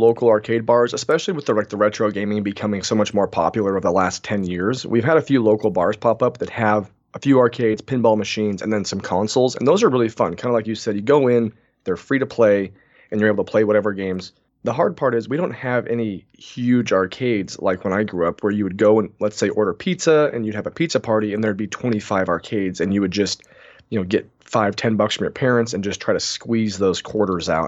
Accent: Moses Lake, Washington, United States; I'm from Moses Lake, Washington

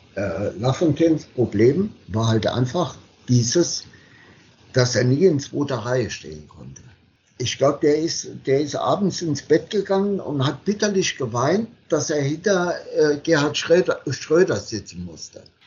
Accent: Saarland, Germany; ich als Saarländer

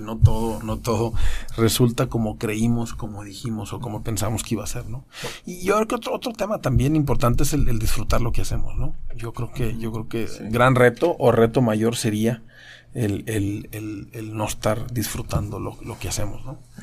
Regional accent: Mexico; en México tenemos en fortuna

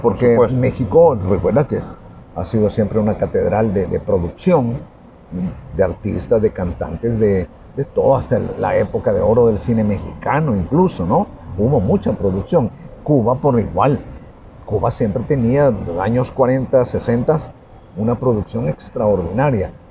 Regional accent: El Salvador; nos detectan que somos salvadoreños.

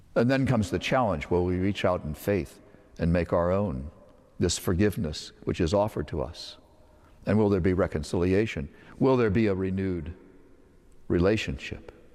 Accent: Northern Virginia, United States; When I was a child, I grew up in Northern Virginia.

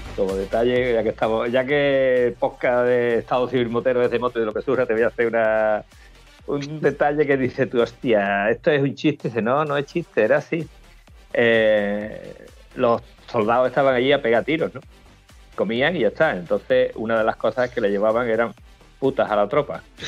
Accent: Almonte, Andalusia, Spain; mi pueblo, en Almonte

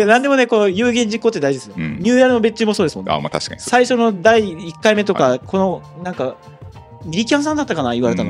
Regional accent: Fukuoka, Japan; 私も生まれも育ちも福岡でずっと福岡なんですけど

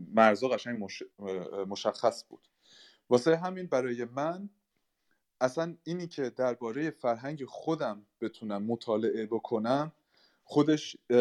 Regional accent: Germany; من به شخصه در آلمان به دنیا آمدم و در آلمان بزرگ شدم

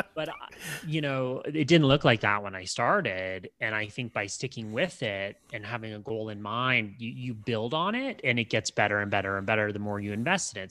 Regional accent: Canada; I'm Canadian

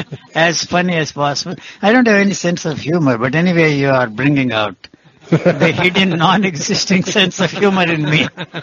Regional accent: India; English is a second language; Although I come from India, still I cannot stand the North Indian classical music.

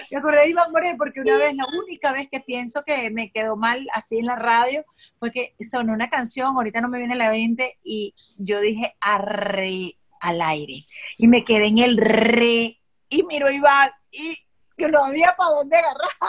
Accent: Barquisimeto, Lara, Venezuela; born or raised there; moved away as an adult; also born or lived in Acarigua / Maracay

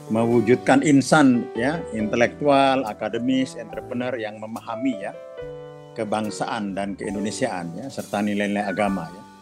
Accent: Jember, East Java, Indonesia; also born or lived in Pamekasan; Saya tuh anak kampung ya.

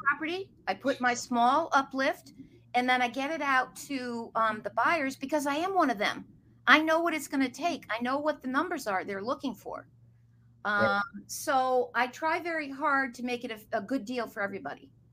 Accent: outside of New York, United States; moved away as an adult; now in Boston, United States; I grew up outside of New York, but after college came up here

